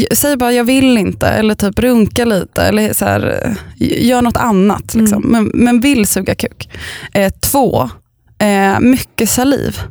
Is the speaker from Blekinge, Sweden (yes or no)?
no; Upplands Väsby, Stockholm County, Sweden; also born or lived in a village (unnamed); Jag kommer från Upplands, eller först och främst kommer jag från liksom en by. Eh, och sen så flyttade vi till Upplands Väsby